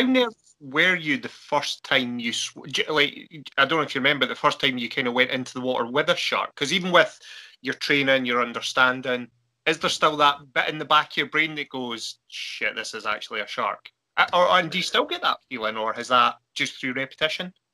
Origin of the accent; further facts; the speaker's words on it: Arran, Scotland, United Kingdom; I'm from originally from Arran over on the west coast